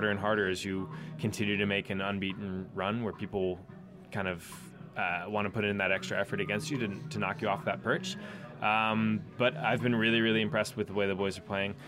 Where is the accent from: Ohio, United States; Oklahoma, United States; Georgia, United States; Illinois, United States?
Ohio, United States; Columbus; accent: American; moved away as an adult; also born or lived in New York; now in London, United Kingdom; I'm from Columbus, so I love Columbus, Ohio